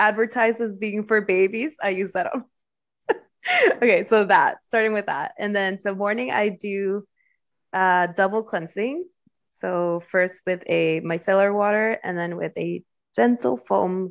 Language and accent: English; Mexico; now in United States; I am Mexican, like, fair skin, and especially when I just moved to the U.S.